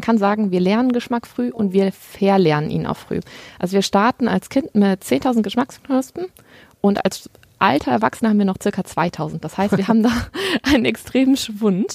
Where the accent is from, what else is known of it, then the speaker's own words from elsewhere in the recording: Germany; bei uns in Deutschland